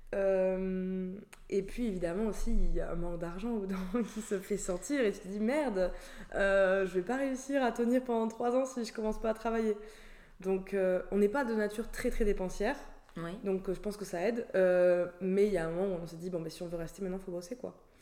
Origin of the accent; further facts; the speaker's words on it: Toulouse, Occitania, France; moved away as an adult; now in Australia; je suis originaire du sud de la France, de Toulouse, du coup où j'ai vécu euh, du coup toute mon enfance